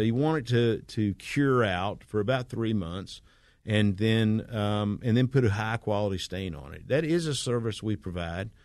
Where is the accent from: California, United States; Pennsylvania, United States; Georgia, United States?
Georgia, United States; Smyrna; this is my hometown. I've, I've, I grew up in Smyrna